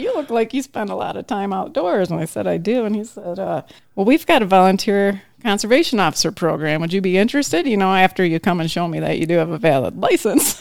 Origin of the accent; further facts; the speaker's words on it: Traverse City, Michigan, United States; I grew up in Traverse City